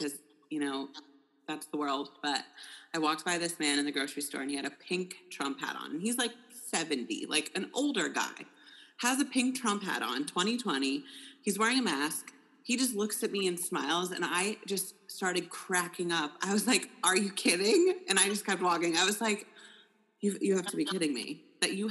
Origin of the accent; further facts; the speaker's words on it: Ohio, United States; moved away as an adult; also born or lived in New York City; I am from Ohio